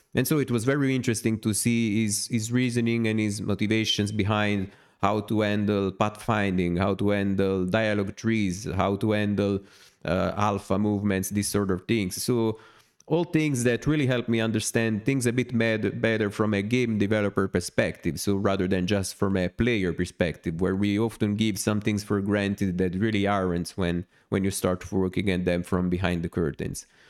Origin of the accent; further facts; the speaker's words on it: Naples, Campania, Italy; since I'm from Naples, from in the south of Italy